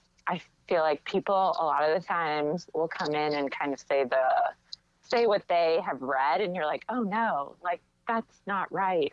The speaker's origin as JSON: {"language": "English", "town": "St. Louis", "region": "Missouri", "country": "United States", "also_born_or_lived": "Kansas City", "said": "I am from St. Louis"}